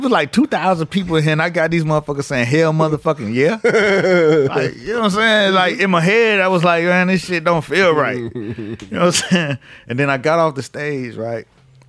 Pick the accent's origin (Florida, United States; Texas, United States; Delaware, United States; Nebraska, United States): Florida, United States; Miami Gardens; the city I grew up in Miami Gardens.